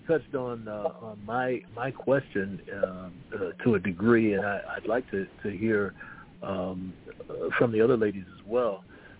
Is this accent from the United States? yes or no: yes; Virginia, United States; Because I grew up in Virginia for my early years in West Virginia, but in Virginia out of high school, and I also went to college in Ohio.